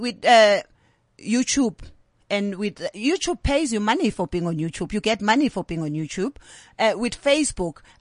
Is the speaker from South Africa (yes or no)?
yes; South Africa; accent: South African; now in London, United Kingdom; I've still got my South African accent. I still speak to my South African people.